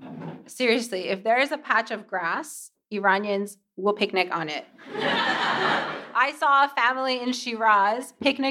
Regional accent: Rancho Cucamonga, California, United States; accent: Californian; moved away as an adult; now in Australia; my hometown, a city called Rancho Cucamonga. It's about an hour east of LA.

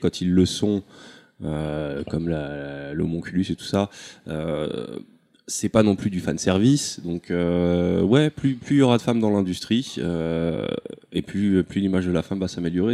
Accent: Comoros; je suis comorien.

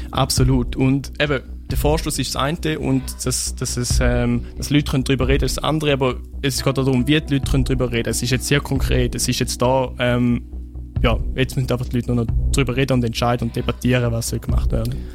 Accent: Switzerland; ich bin in Wiel aufgewachsen

